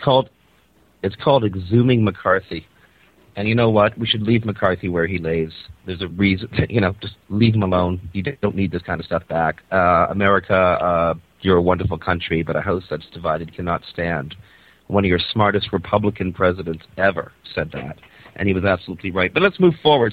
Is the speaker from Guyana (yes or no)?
no; Canada; I'm a Canadian